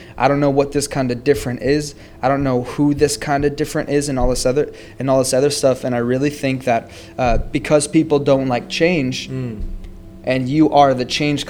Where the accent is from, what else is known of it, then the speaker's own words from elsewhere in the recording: Minnesota, United States; now in Missouri, United States; I'm from Minnesota, and we both ended up in Missouri.